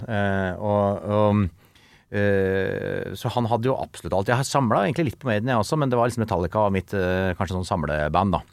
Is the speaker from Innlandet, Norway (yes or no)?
yes; Kongsvinger, Innlandet, Norway; alle kameratene fra Kongsvinger, der jeg er fra